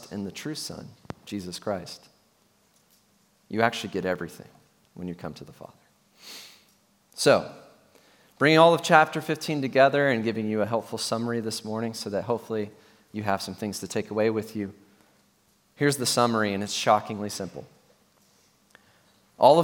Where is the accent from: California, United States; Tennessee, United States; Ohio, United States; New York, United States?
Tennessee, United States; I'm from Tennessee, motherland, and it's a great state to be from. However, in my context, in my churches growing up